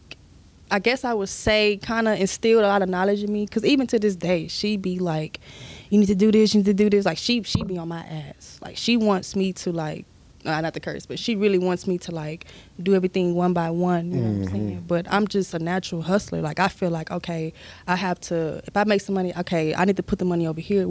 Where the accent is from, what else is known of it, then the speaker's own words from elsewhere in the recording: Sugar Land, Texas, United States; I grew up in Stafford, Sugar Land